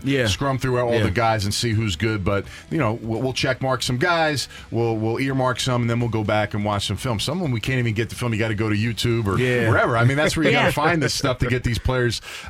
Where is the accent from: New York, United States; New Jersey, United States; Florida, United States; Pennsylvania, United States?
Pennsylvania, United States; Philadelphia; I'm from Philadelphia, born and raised.